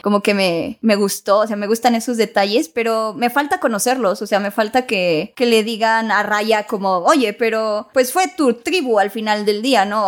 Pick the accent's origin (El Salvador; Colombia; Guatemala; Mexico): Mexico; soy mexicana